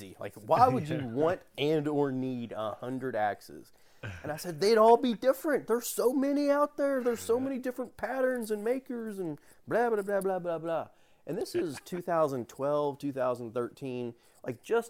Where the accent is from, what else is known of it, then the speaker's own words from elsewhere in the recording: Kentucky, United States; moved away as an adult; also born or lived in Spokane, Washington; I'm from around this area.